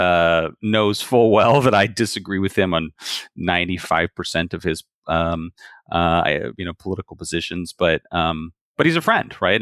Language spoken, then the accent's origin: English; Bakersfield, California, United States; I'm from Bakersfield, California